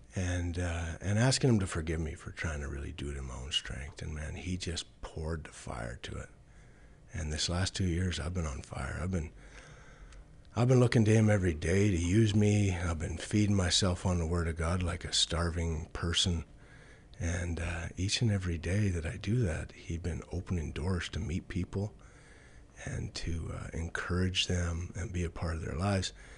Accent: Chauvin, Alberta, Canada; also born or lived in Bonnyville, Alberta; I was born in Chauvin, Alberta. and, um, grew up on a farm there

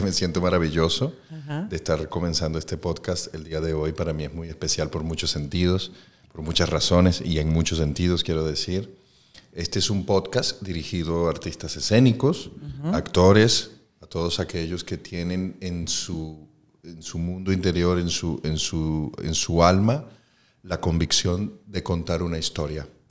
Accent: Venezuela; also born or lived in Caracas / Valencia; para mí como venezolano

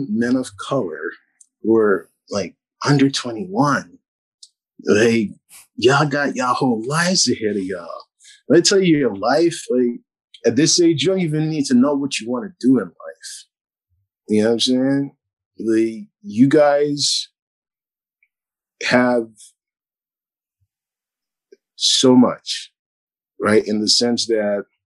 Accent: New York City, New York, United States; oh, from Brooklyn.

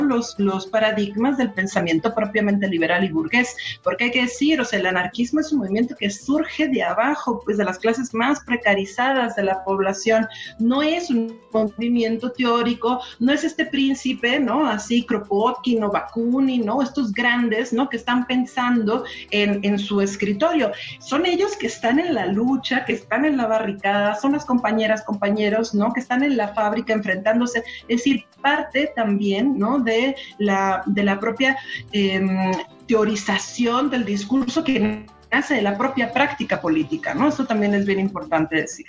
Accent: Sonora, Mexico; now in Mexico City, Mexico; yo soy de Sonora

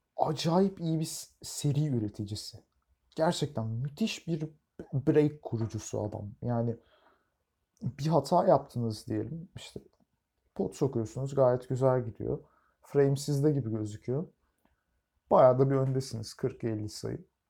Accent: Turkey; biz Türkler olarak

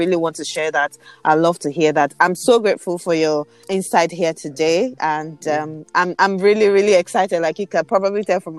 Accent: Nigeria; I do believe that we are Nigerian youth.

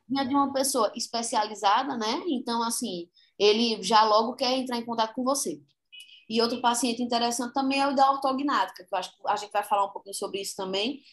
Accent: Caruaru, Pernambuco, Brazil; como boa caruaruense que sou, natural de Caruaru

